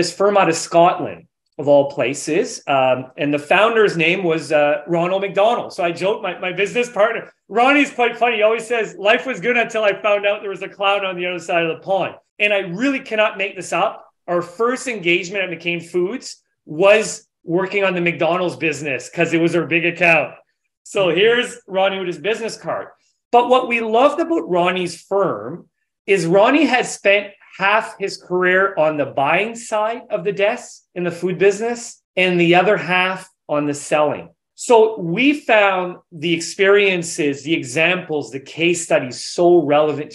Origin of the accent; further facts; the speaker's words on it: New Brunswick, Canada; So I'm from New Brunswick, from Atlantic Canada